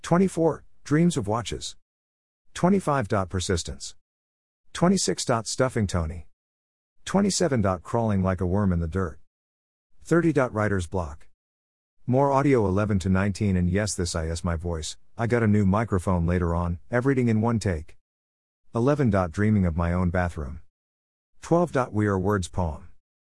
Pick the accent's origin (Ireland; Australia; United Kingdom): United Kingdom; Birmingham, West Midlands; accent: Birmingham; with my posh Birmingham accent, too much listening to radio 4 years ago, and having Kerry Irish mom means I do not have a traditional Birmingham or black country accent.